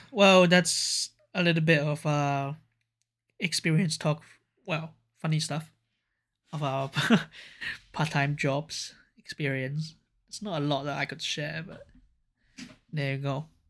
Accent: Hong Kong; now in Japan; I was from Hong Kong

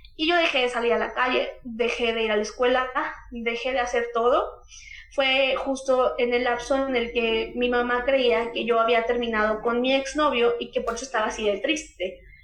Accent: Huauchinango, Puebla, Mexico; De donde yo soy originaria, son alrededor de 100.000 habitantes

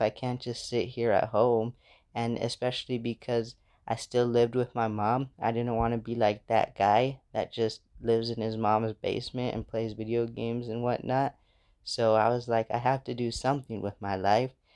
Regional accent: United States; moved away as an adult; now in Ghana; I'm from America.

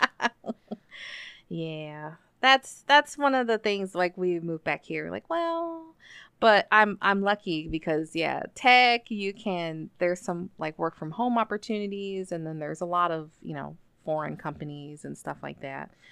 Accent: United States; moved away as an adult; also born or lived in Nobeoka, Miyazaki, Japan / Yamanashi, Japan / Chiba, Japan / Saitama, Japan; I was working in Kyushu, then I went back to the States

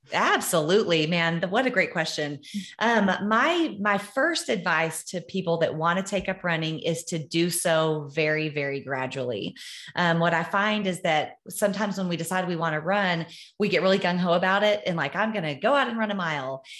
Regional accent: Amarillo, Texas, United States; I was born in Amarillo, Texas

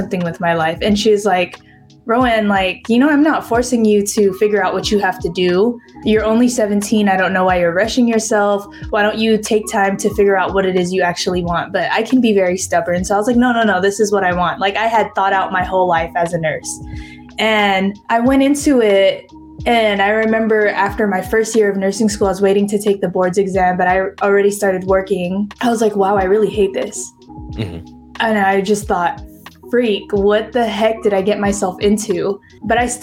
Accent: San Diego, California, United States; moved away as an adult; now in Los Angeles, United States; moving out of my hometown

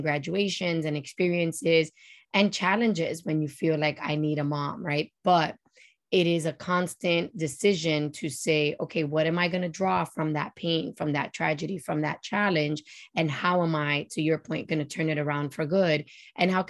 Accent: New York City, New York, United States; I was born and raised in El Barrio in New York City, in the projects on the 13th floor

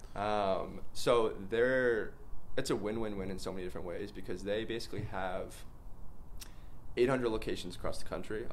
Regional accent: Mount Kisco, New York, United States; moved away as an adult; also born or lived in North Carolina; now in Austin, United States; Originally from Mount Kisco, New York

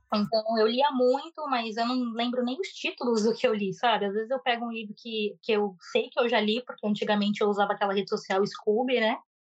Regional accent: Brazil; moved away as an adult; now in Japan; eu sou brasileira descendente de japoneses

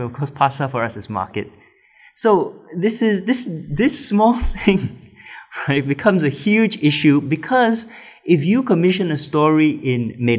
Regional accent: Singapore; being Singaporean and not speaking any sort of Malay as a native language, only as a third language, which I've recently started learning

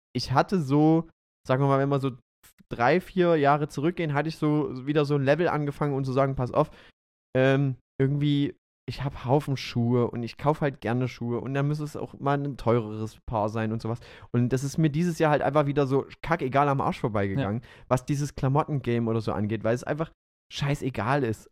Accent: Döbeln, Saxony, Germany; in meiner alten Heimatstadt in Döbeln. Das ist die Stiefelstadt in Sachsen.

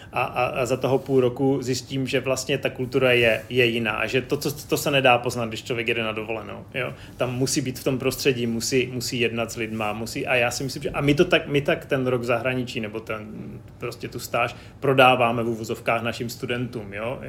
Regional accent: Czechia; moved away; jsem přijel z Česka

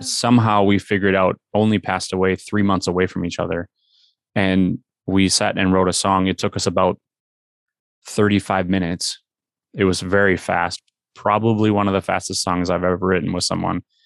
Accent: Minnesota, United States; we are from Minnesota.

